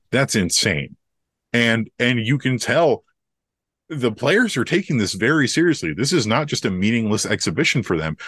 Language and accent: English; United States; as American fans and, and players from the United States